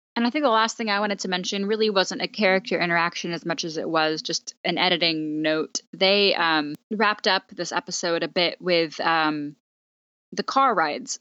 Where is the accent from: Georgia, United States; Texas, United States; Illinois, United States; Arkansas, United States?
Texas, United States; We're from Texas, so that's an important cultural part of our, uh, upbringing